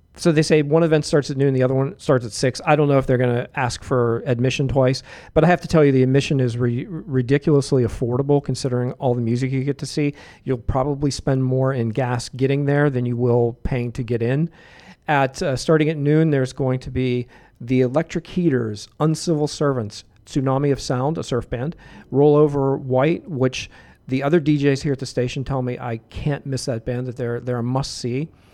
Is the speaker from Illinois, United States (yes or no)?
no; Pittsburgh, Pennsylvania, United States; moved away; from Pittsburgh, my hometown